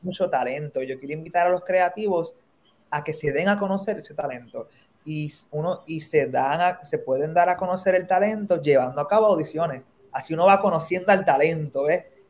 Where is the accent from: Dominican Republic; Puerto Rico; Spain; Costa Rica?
Puerto Rico; now in New York, United States; un grupo de puertorriqueños que somos los Sharks